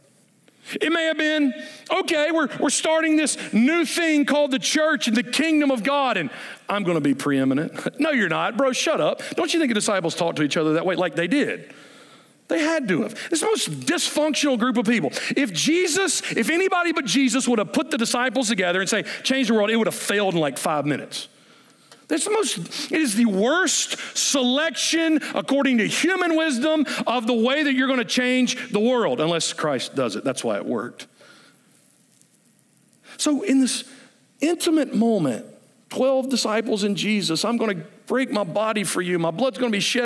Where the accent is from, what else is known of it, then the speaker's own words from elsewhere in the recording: United States; I'm an American